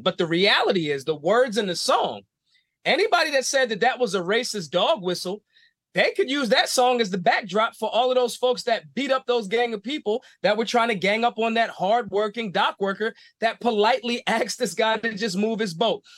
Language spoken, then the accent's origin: English; Philadelphia, Pennsylvania, United States; I'm from Philly. It's not a small town